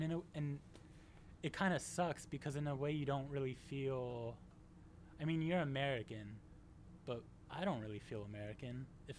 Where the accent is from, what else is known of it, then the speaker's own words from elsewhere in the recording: Vicenza, Veneto, Italy; So I grew up in Italy, and I spent middle school and high school life there, and a little bit of college. Northern Italy, it's a city called Vicenza